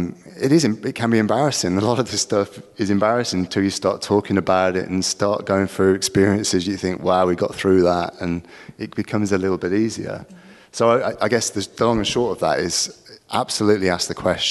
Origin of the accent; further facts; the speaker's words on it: England, United Kingdom; we're English